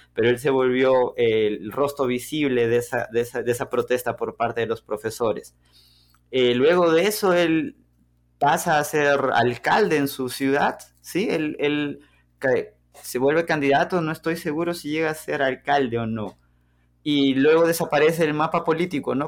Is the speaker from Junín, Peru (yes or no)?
yes; La Oroya, Junín, Peru; moved away as an adult; now in Belo Horizonte, Brazil; Yo nací en Perú, específicamente en la ciudad de La Broya, que está en los Andes, en la región central del Perú.